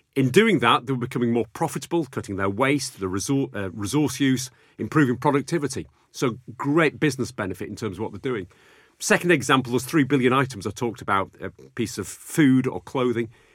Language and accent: English; Bradford, Yorkshire and the Humber, United Kingdom; also born or lived in Sheffield; growing up in Bradford